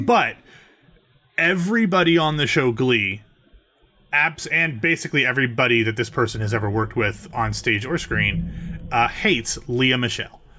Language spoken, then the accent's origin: English; Ohio, United States; I'm from Ohio